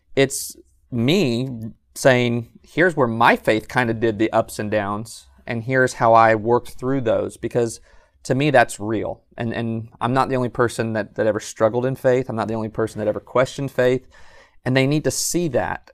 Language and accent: English; Southern California, United States; moved away as an adult; also born or lived in San Jose, California; now in Athens, Alabama, United States; I grew up in Southern California and was preaching actually in Northern California, San Jose area